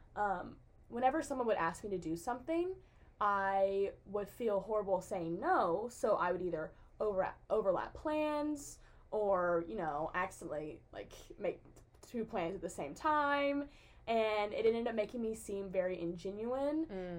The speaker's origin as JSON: {"language": "English", "town": "Jackson", "region": "Tennessee", "country": "United States", "said": "I'm from Jackson, Tennessee, which is near Memphis. Um, it's like in West Tennessee."}